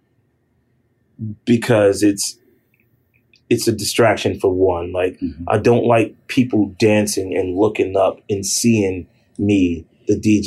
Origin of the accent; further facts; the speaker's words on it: New York City, New York, United States; growing up in Harlem was different than growing up in the Bronx. Growing up in Harlem, which were, you know, my younger years